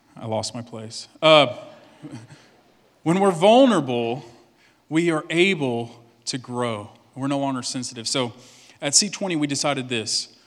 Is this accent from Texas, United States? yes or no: yes; Cut and Shoot, Texas, United States; I'm from East Texas, and the, the name of the town I'm from is literally Cut and Shoot, Texas.